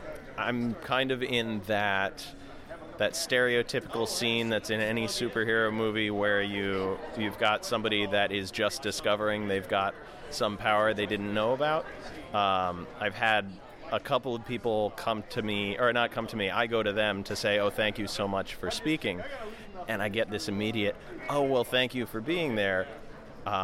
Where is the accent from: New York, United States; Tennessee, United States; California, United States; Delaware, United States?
Delaware, United States; I'm the brigade captain for Open Data Delaware, and I'm from Delaware.